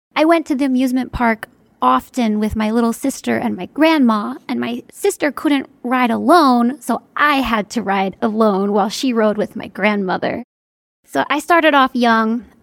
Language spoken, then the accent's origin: English; near Hershey, Pennsylvania, United States; my hometown is kind of in the middle of nowhere.